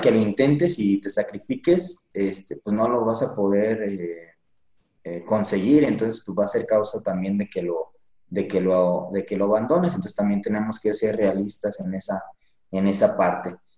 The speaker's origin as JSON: {"language": "Spanish", "town": "Pénjamo", "region": "Guanajuato", "country": "Mexico", "tie": "born or raised there", "moved": "as an adult", "lives_now": "Michoacán, Mexico", "said": "yo soy de Pénjamo, Guanajuato. Ahí es donde nací y me actualmente estoy aquí en Michoacán, llevo poquito"}